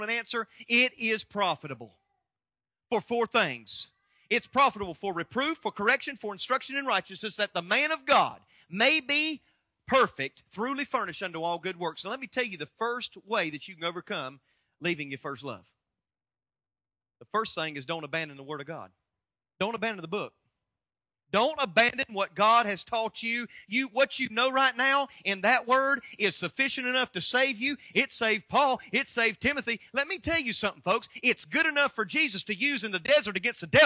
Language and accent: English; United States; I'm an American